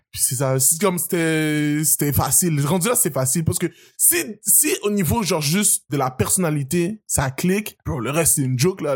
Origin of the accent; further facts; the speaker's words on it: Montreal, Quebec, Canada; also born or lived in United States / Haiti / Terrebonne; J'ai grandi au Québec